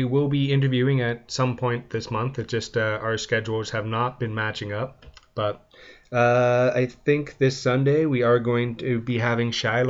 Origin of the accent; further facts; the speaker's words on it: London, Ontario, Canada; my hometown, London, Ontario